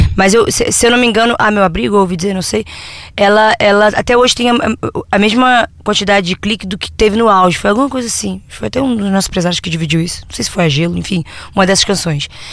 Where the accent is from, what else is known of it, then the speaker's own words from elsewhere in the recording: Niterói, Rio de Janeiro, Brazil; now in Rio de Janeiro, Brazil; Que é de onde a gente vem, a gente é de Niterói.